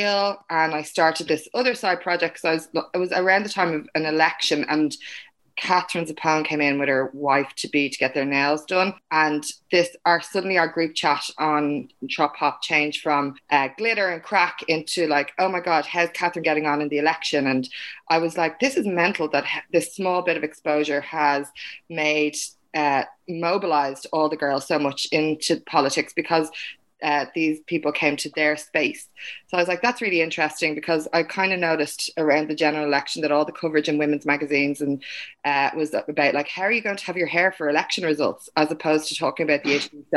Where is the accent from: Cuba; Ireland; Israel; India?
Ireland; Dublin, Leinster; Myself and Brendan grew up in the same area in Kingswood.